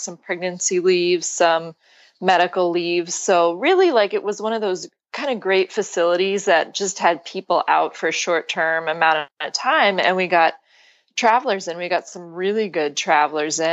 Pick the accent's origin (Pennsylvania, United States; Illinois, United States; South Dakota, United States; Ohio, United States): Pennsylvania, United States; So you're from Pennsylvania originally. Yeah, and, which is actually where I am now